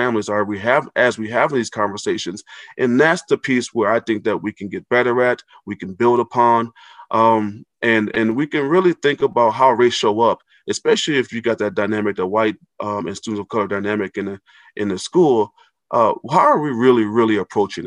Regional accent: Racine, Wisconsin, United States; now in Minneapolis, United States; I grew up in Racine, Wisconsin

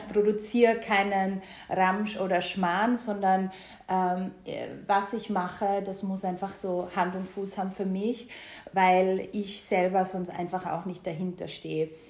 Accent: Styria, Austria; ich komme ja ähm, aus der Steiermark. Beide, beide Elternteile haben einen Bauernhof zu Hause.

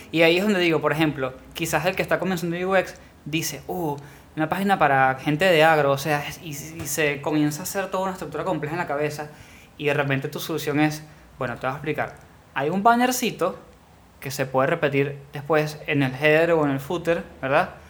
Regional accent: Venezuela; moved away; vengo de Venezuela

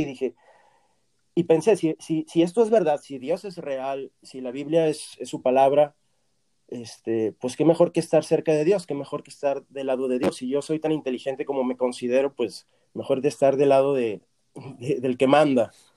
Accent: Torreón, Coahuila, Mexico; moved away as an adult; also born or lived in Argentina / Virginia, United States; now in Los Angeles, United States; yo estoy fuera de Torreón 20 años exactamente, porque yo me fui en el 2001 de Torreón

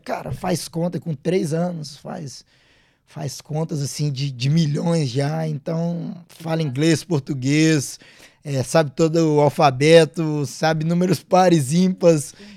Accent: Minas Gerais, Brazil; moved away; eu sou de Minas, cresci atleticano

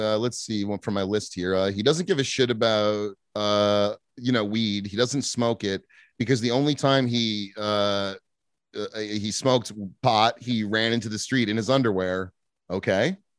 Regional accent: New Jersey, United States; moved away as an adult; also born or lived in Binghamton, New York / upstate New York; we grew up in New Jersey.

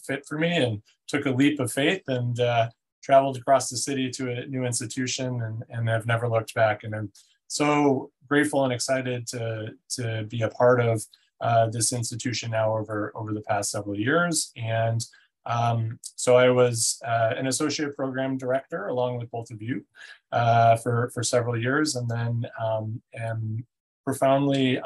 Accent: Northwest Indiana, United States; also born or lived in Chicago, Illinois; I'm a Midwesterner through and through. I was born in the Chicagoland area, grew up in Northwest Indiana

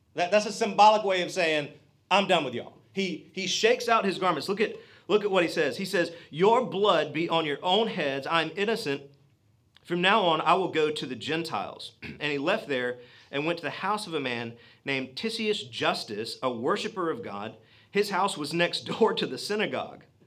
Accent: Georgia, United States; I'm a redneck from Georgia

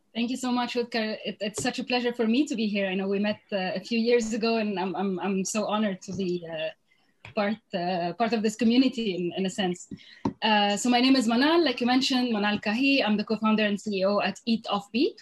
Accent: Lebanon; moved away as an adult; also born or lived in Beirut / Europe; now in New York City, United States; I'm originally from Lebanon. I was born in Lebanon.

